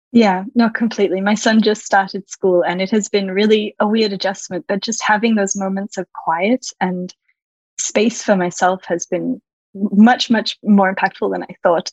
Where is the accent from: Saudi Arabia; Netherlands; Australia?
Australia; moved away as an adult; also born or lived in California, United States; now in Paris, France; I'm Australian originally. I am now living in Paris, France. And I spent about a decade living in California